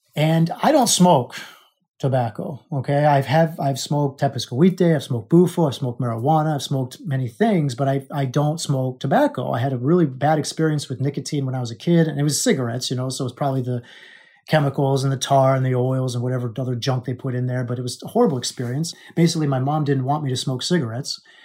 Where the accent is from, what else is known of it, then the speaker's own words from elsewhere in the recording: Alaska, United States; I was born in Alaska